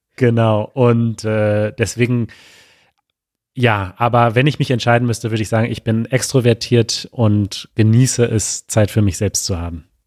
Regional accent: Münster, North Rhine-Westphalia, Germany; moved away; also born or lived in Mexico; wir sind beide in Münster in Westfalen geboren

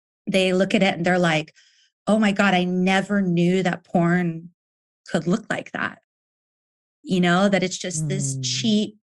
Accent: Nevada, United States; moved away as an adult; also born or lived in Texas / San Francisco; now in Berlin, Germany; I grew up, like, I was born in Texas, but when I was 8, we moved to Nevada

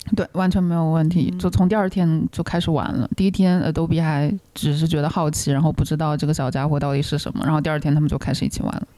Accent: China; also born or lived in Chicago; now in United States; 以前在大陆家里的时候，家里有养狗

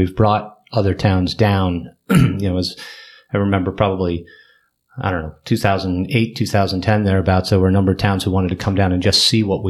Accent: Wilton, Connecticut, United States; I grew up in Wilton.

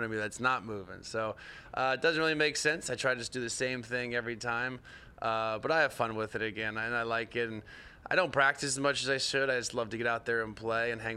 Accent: Orlando, Florida, United States; growing up in Orlando

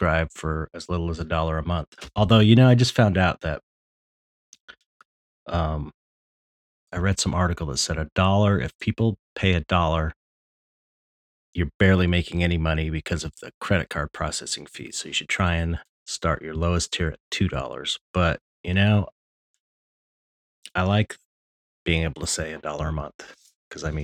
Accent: United States; I'm an American

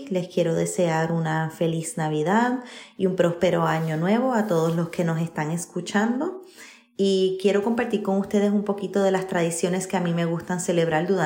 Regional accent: Puerto Rico; moved away; Nuestra cultura, yo soy puertorriqueña, mi esposo es colombiano, nos encanta comer y reunirnos en familia

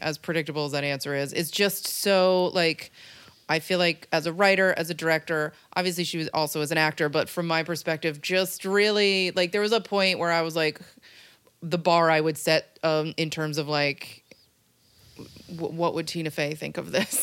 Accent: Rhinebeck, New York, United States; moved away as an adult; now in Los Angeles, United States; I'm from Rhinebeck, New York

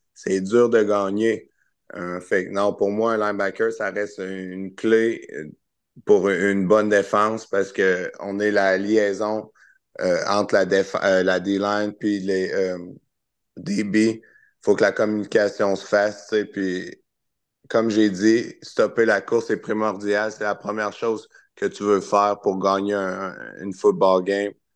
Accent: Charny, Quebec, Canada; je viens de Charny

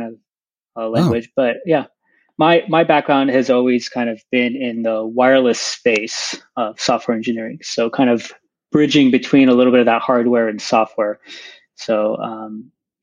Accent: San Diego, California, United States; I grew up in San Diego

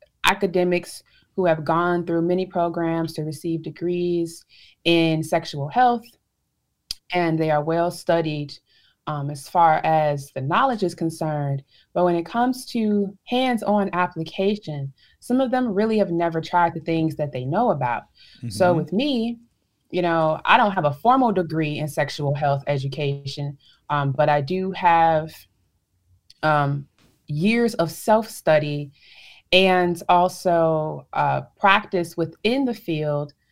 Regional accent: Chicago, Illinois, United States; I'm from Chicago, Illinois

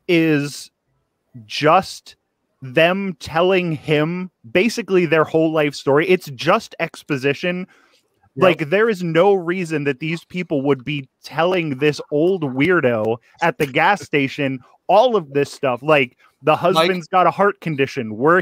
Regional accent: East Coast, United States; I'm also from the East Coast

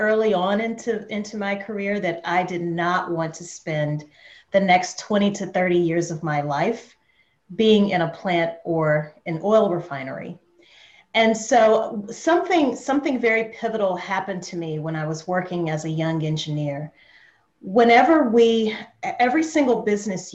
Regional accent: New Orleans, Louisiana, United States; moved away as an adult; now in Atlanta, United States; I'm from Louisiana originally, which is a French colony in the US. And So when I left New Orleans, I relocated to Atlanta, Georgia

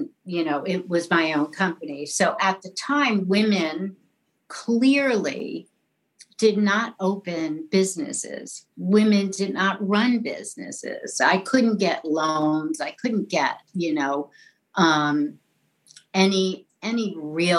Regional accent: New York City, New York, United States; accent: New York; I grew up in New York City, in an Irish Catholic neighborhood

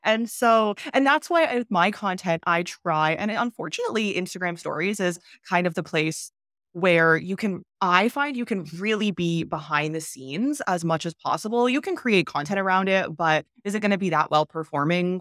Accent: Canada; moved away; I'm from Canada

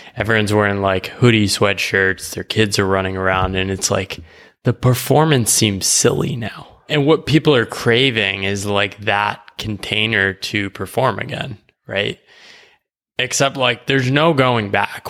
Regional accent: United States; moved away as an adult; I grew up in the U S

